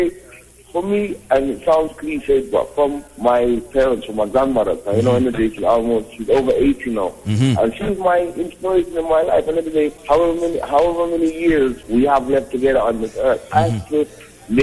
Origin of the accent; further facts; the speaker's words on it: London, United Kingdom; moved away; also born or lived in Jamaica / Atlanta / Kenya; My parents are Jamaican. I was born in London. I was born in North London